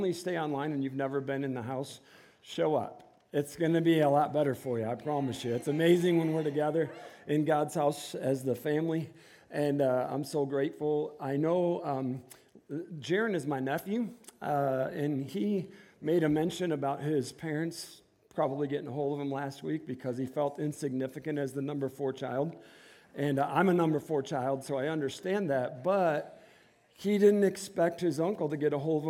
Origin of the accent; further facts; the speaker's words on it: Inkster, Michigan, United States; moved away as an adult; we were both born and raised in Inkster, which is a suburb of Detroit